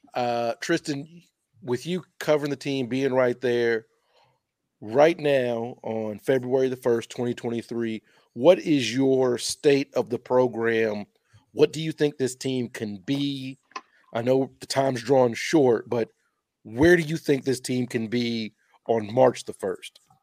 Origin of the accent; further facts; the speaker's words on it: Louisville, Kentucky, United States; I'm from Louisville.